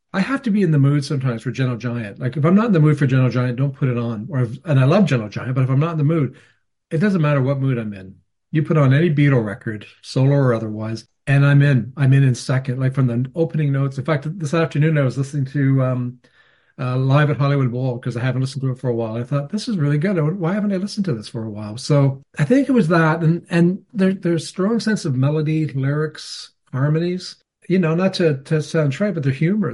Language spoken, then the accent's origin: English; Canada; I'm Canadian